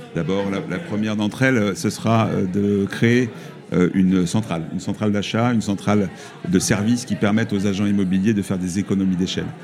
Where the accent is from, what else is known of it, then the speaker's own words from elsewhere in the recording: Toulouse, Occitania, France; je suis de Toulouse, euh, de, de la Haute-Garonne